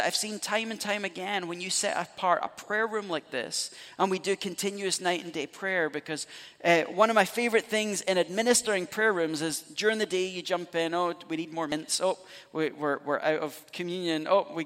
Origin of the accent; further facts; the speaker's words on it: Scotland, United Kingdom; moved away; I'm Scottish, so you go back home, we're steeped in Celtic spirituality